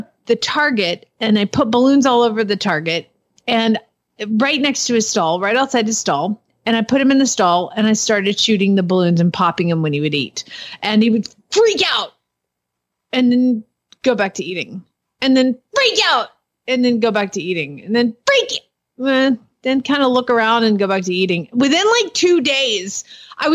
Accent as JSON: {"language": "English", "region": "Georgia", "country": "United States", "said": "I live there. So I'm from Georgia."}